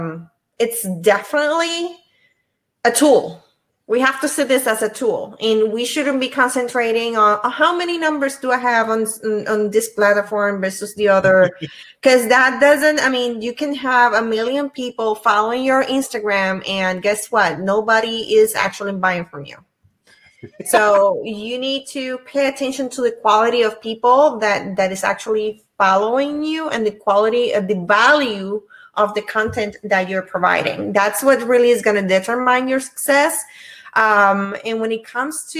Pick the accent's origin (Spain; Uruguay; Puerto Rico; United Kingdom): Puerto Rico; now in Virginia, United States; I'm originally from Puerto Rico, but I live in Virginia.